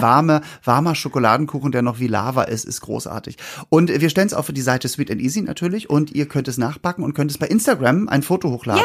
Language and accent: German; Norderstedt, Schleswig-Holstein, Germany; bei uns in Norderstedt